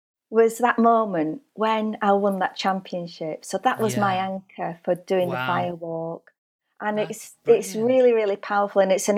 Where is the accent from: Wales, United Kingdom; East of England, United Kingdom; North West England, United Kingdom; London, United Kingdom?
North West England, United Kingdom; Burnley; also born or lived in Australia; So I was born in Burnley, and I think my lust for travel came because when I was 2 years old, my mum and dad emigrated to Australia, and we lived in Australia for 4 years, returning to Burnley when I was 6 years old.